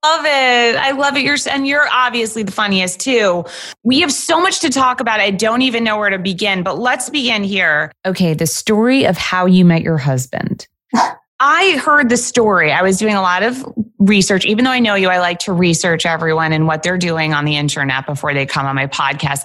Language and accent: English; New York, United States; I am a New Yorker